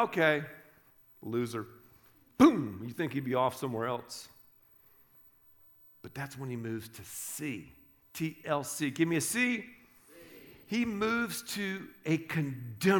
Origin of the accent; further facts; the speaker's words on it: the South, United States; I grew up in the South